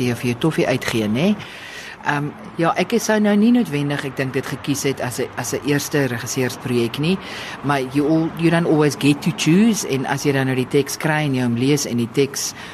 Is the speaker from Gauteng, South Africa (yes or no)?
no; Stellenbosch, Western Cape, South Africa; ek het op Stellenbosch groot geword